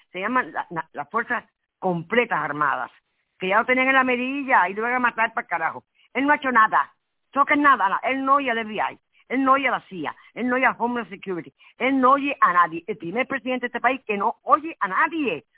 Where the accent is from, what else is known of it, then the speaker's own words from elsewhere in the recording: Havana, Cuba; moved away; nací en Cuba